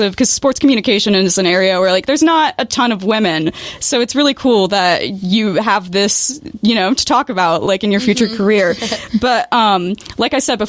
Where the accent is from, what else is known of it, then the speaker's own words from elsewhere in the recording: between Charleston and Huntington, West Virginia, United States; I'm in between Charleston and Huntington